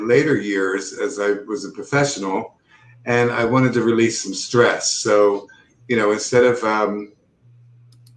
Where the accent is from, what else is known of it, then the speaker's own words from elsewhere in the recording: Philadelphia, Pennsylvania, United States; I grew up in Philadelphia